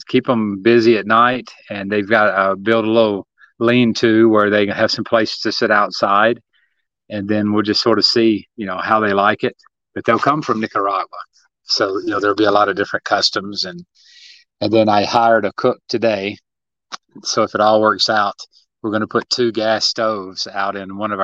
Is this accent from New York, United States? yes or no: no; Tennessee, United States; moved away; I grew up in Tennessee